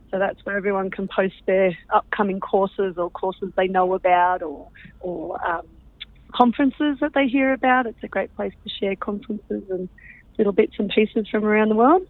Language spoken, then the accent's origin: English; Canberra, Australian Capital Territory, Australia; I'm from Canberra, grown up in uh, and uh, in Canberra my whole life, actually.